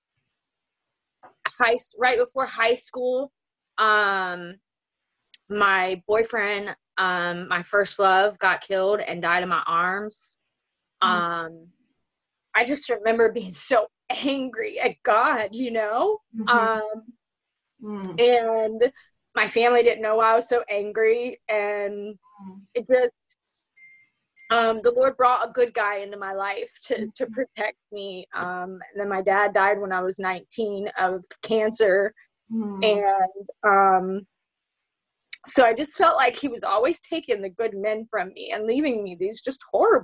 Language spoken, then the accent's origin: English; Zephyrhills, Florida, United States; I grew up right here in Zephyr Hills. My family's been here since this town has been founded